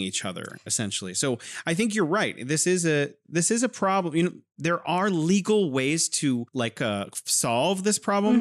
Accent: California, United States; now in Wuhan, China; I am originally from California, but now I am living in beautiful Wuhan, China

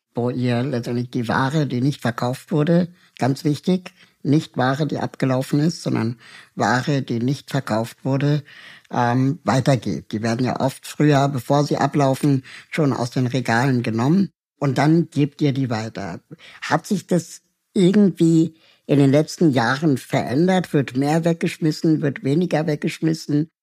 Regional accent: Berlin, Germany; also born or lived in Peru; ich bin eigentlich auch eine Berliner Pflanze, ähm, bin zwar in Peru geboren, aber seit meinem ersten Lebensjahr in West-Berlin

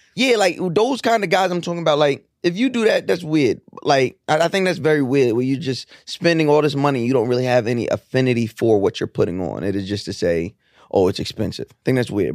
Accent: New York, United States; growing up in New York

